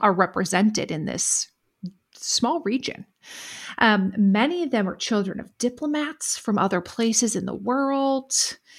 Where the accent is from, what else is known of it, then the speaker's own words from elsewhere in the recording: United States; I'm commenting from an American perspective